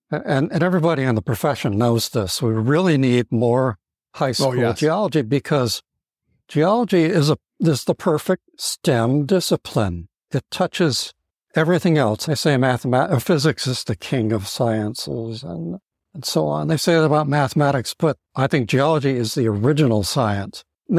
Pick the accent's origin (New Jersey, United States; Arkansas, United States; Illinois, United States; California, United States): California, United States; also born or lived in Maryland, United States / New Hampshire, United States / New York, United States; I'm basically a Californian, but I was raised in the East. I've lived in Maryland. I've lived in New Hampshire. I've lived in New York